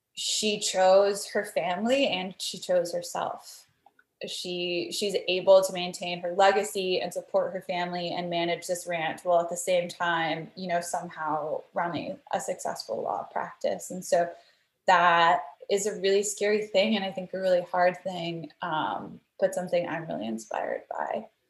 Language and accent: English; Texas, United States; moved away as an adult; also born or lived in Brooklyn, New York; I'm from Texas and I grew up in Texas